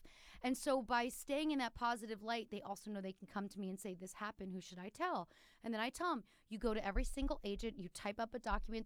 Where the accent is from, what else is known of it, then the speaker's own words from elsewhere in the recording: Philadelphia, Pennsylvania, United States; moved away as an adult; I'm from like outside of North Philly